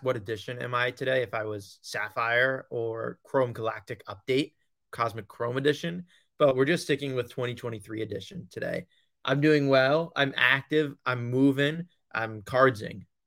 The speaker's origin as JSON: {"language": "English", "area": "Long Island", "region": "New York", "country": "United States", "said": "I'm from Long Island"}